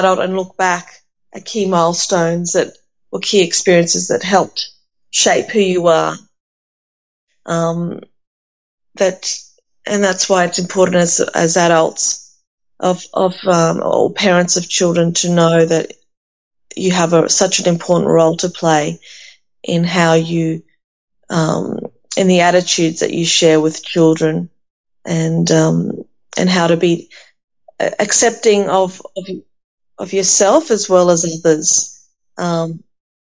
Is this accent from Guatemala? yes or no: no; Australia; also born or lived in Athens, Greece; I'm not just Greek and I'm not just Australian. I am definitely a blend of Greek Australian.